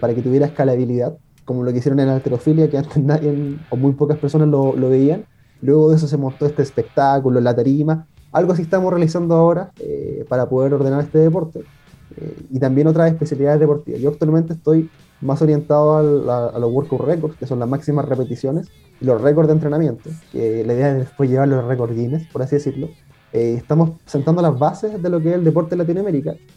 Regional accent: Lota, Biobío, Chile; yo soy de Lota, tengo igual un club acá

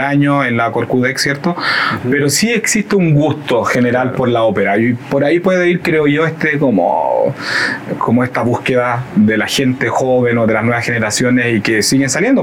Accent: Concepción, Biobío, Chile; moved away as an adult; also born or lived in Barcelona, Spain / Nantes, France; como yo soy sudamericano, soy chileno

